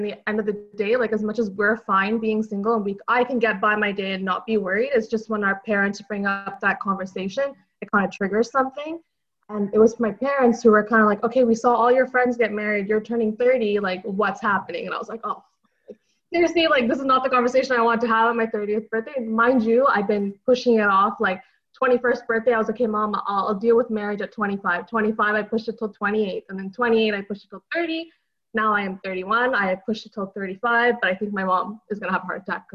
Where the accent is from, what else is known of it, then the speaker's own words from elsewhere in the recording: Montreal, Quebec, Canada; I'm from Montreal, Quebec